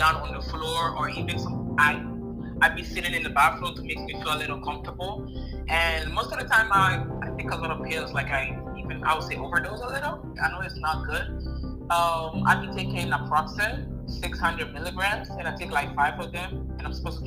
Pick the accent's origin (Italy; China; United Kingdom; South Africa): Italy; first language Italian; English is a second language; also born or lived in Ghana / America; now in United States; I'm from Ghana in America. But I was raised in Italy for a long time.